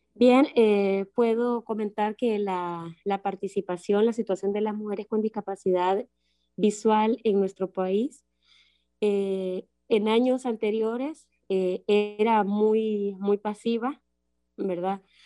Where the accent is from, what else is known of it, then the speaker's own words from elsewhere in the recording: Honduras; soy de Honduras